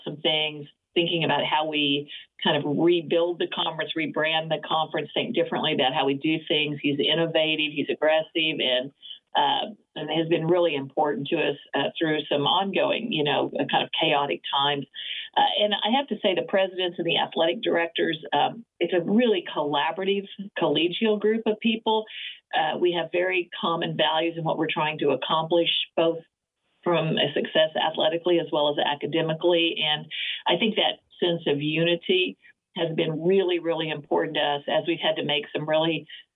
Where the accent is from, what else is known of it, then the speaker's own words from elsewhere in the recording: Oklahoma, United States; moved away; also born or lived in West Coast; I grew up being in Oklahoma